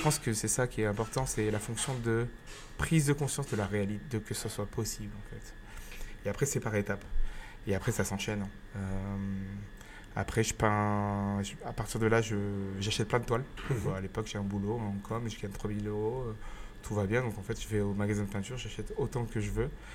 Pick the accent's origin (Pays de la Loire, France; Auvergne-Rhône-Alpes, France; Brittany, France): Auvergne-Rhône-Alpes, France; Grenoble; moved away as an adult; also born or lived in Chambéry / Montpellier / Cardiff / Vietnam; je suis rentré à Grenoble où je suis né et où vit mes vivent mes parents et ma grand-mère. Donc je suis, euh, rentré chez moi